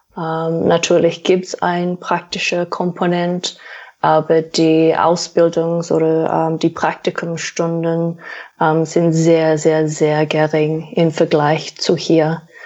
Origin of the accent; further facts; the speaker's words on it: Australia; German is a second language; moved away as an adult; also born or lived in New Zealand; now in Germany; ich komme aus Australien